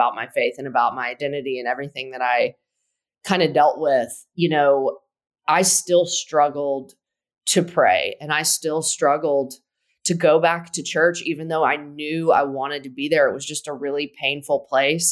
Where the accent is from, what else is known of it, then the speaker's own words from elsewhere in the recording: Tennessee, United States; We are both from Tennessee, went to the University of Tennessee